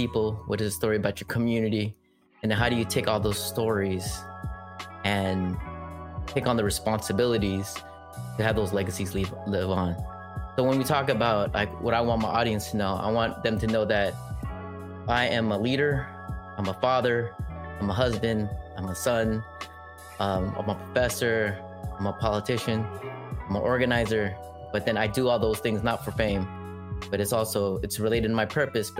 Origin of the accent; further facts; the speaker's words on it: Southern California, United States; also born or lived in Long Beach, California / Riverside, California; now in Daly City, United States; I grew up in Southern California